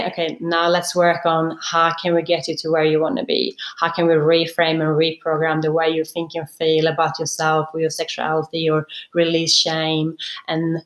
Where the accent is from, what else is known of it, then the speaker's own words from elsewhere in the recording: Sweden; now in Sydney, Australia; I grew up in Sweden in a very small country town. I think it was less than 10,000 people, basically in the middle of Sweden.